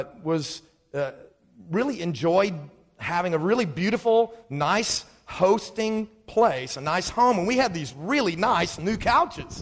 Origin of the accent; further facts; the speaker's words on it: Dallas, Texas, United States; I grew up in Dallas